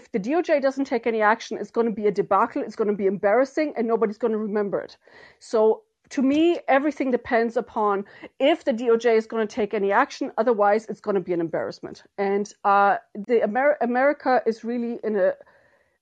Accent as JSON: {"language": "English", "country": "Germany", "tie": "born or raised there", "moved": "yes", "lives_now": "Ireland", "said": "somebody who's grown up and went to elementary school, kindergarten, everything, you know, in Germany"}